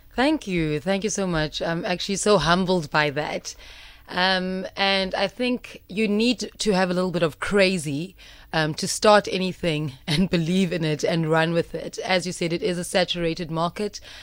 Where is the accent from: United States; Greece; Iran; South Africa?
South Africa; Gqeberha, Eastern Cape; I'm from Eqhubekga, previously known as Port